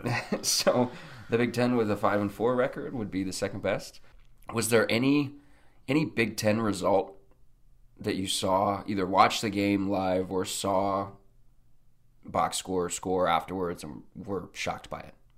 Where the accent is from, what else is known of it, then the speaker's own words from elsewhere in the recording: Nebraska, United States; I was from Nebraska